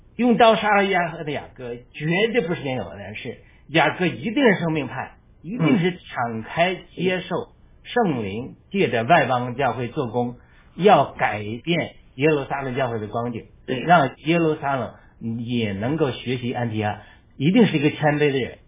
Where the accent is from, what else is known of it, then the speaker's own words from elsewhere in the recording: China; 我们是中国人